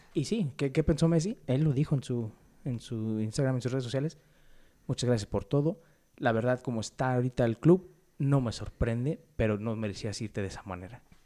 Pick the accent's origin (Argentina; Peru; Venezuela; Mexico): Mexico; como mexicanos